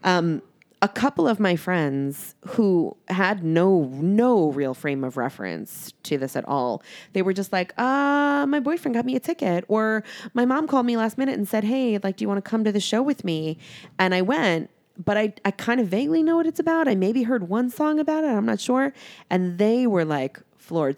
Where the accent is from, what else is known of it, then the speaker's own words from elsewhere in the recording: New York, United States; moved away; I am from New York. I go home to New York quite often